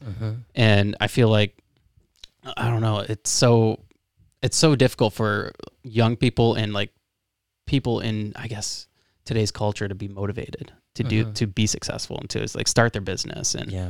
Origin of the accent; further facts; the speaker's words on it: West Palm Beach, Florida, United States; I'm from West Palm Beach.